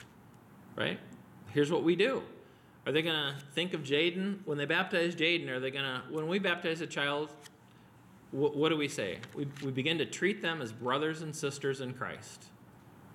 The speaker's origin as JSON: {"language": "English", "town": "Wheaton", "region": "Illinois", "country": "United States", "tie": "born or raised there", "said": "I grew up near Wheaton College in the 70s and went to all their basketball camps"}